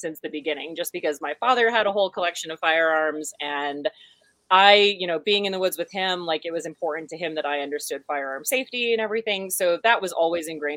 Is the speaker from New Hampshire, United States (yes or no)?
yes; New Hampshire, United States; moved away as an adult; also born or lived in western United States; growing up in New Hampshire